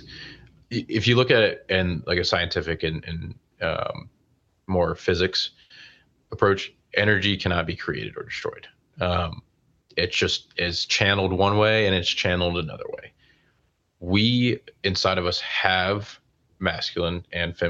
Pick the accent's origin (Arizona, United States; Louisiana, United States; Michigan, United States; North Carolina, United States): North Carolina, United States; Charlotte; I grew up in Charlotte